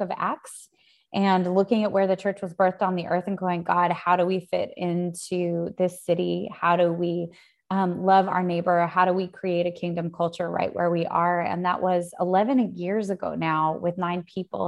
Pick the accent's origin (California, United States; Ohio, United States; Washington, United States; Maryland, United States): Washington, United States; Spokane; moved away as an adult; also born or lived in Sydney, Australia; now in New York, United States; growing, growing up in Spokane, Spokane is a totally different culture.